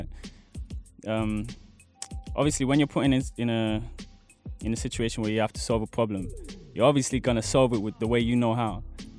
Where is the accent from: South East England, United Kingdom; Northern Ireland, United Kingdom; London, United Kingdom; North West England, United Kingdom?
London, United Kingdom; I grew up on Wharf Road, SE17.